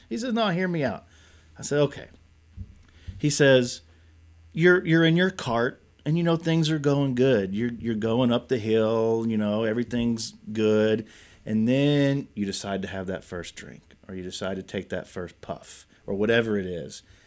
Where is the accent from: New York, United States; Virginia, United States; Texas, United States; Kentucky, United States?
Kentucky, United States; Nicholasville; also born or lived in Lexington, Kentucky; I grew up here in Kentucky, born and raised, grew up in Nicholasville, moved to Lexington when I was thirteen years old